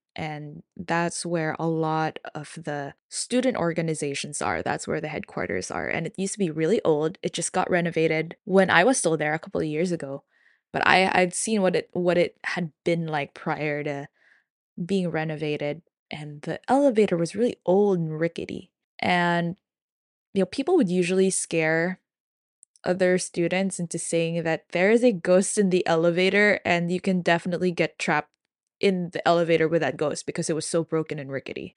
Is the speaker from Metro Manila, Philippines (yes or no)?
yes; Manila, Metro Manila, Philippines; I'm from Manila